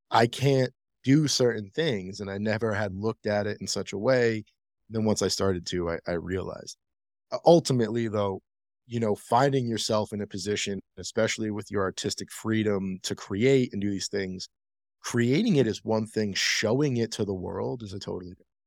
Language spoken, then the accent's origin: English; Rhode Island, United States; now in Denver, United States; I'm from Rhode Island. Shout out 401